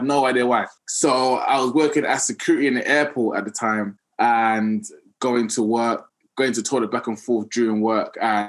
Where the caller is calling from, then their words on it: London, United Kingdom; London, England.